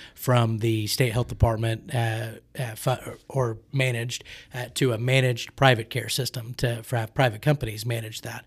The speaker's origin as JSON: {"language": "English", "town": "Oklahoma City", "region": "Oklahoma", "country": "United States", "tie": "born or raised there", "said": "I grew up in Oklahoma City"}